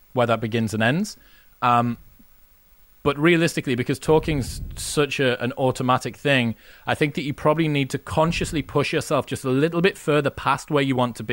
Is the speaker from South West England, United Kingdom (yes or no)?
no; Newcastle upon Tyne, North East England, United Kingdom; Because I'm from Newcastle, well, I'm from the north of England